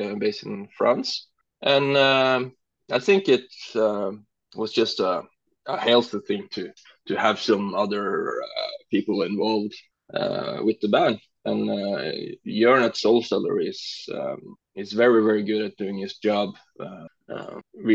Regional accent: Norway; English is a second language; now in Kristiansand, Norway; my hometown, which is east from here, and then I moved to Kristiansand, where I am now

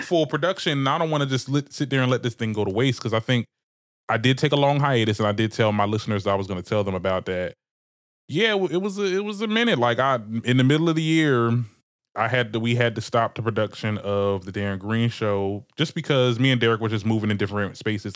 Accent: Trenton, New Jersey, United States; I'm from Trenton, Trenton, New Jersey

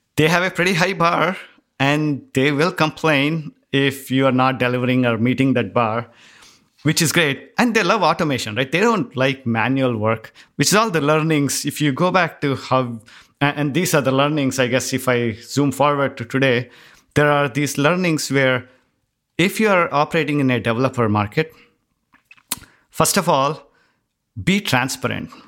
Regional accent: India; moved away; growing up in India, it was always that you had to be in the top ten to get into the certain school

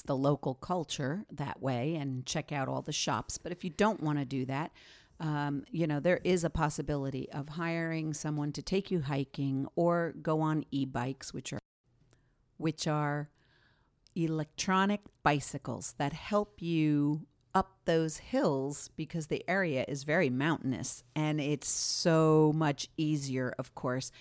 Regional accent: Bedonia, Emilia-Romagna, Italy; I'm from Bedonia

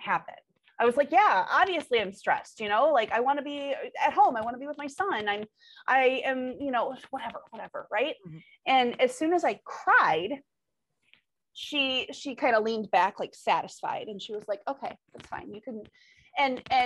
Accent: Michigan, United States; I'm from Michigan

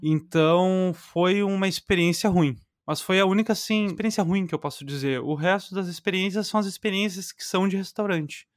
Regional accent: Canoas, Rio Grande do Sul, Brazil; accent: gaúcho; moved away as an adult; also born or lived in Portugal; now in Netherlands; O meu sotaque é do Rio Grande do Sul, mais especificamente Canoas, do ladinho de Porto Alegre ali

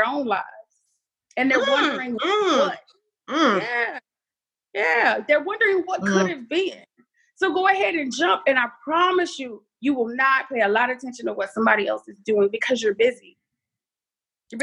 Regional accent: Dallas, Texas, United States; now in Houston, United States; Dallas born, Houston raised

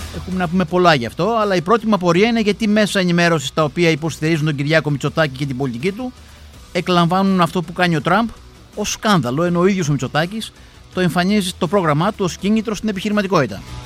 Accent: Greece; στην Ελλάδα, στη χώρα μας

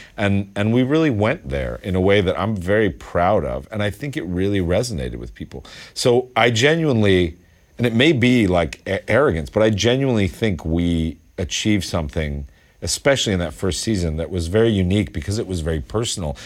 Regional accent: Westchester County, New York, United States; also born or lived in East Village, New York City; I came from Westchester County.

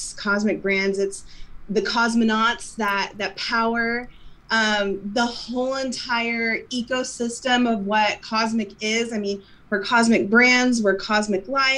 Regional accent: Midwest, United States; I come from the Midwest myself

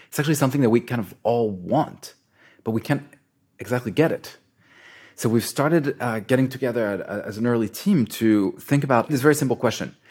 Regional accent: France; moved away; also born or lived in Israel / United States; I grew up in France

